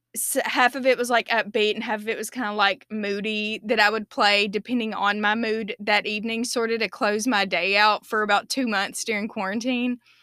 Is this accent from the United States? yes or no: yes; United States; as an American